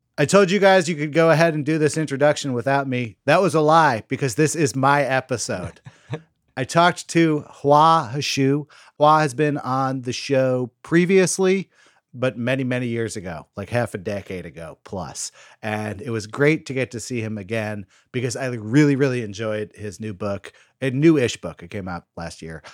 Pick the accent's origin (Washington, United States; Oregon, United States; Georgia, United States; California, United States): California, United States; Berkeley; Berkeley, which is my hometown